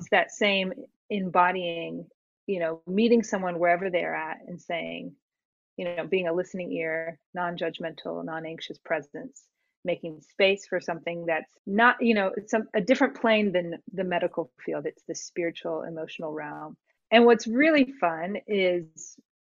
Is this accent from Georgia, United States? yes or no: yes; outside of Atlanta, Georgia, United States; I grew up in outside of Atlanta, grew up in circles that were a bit more conservative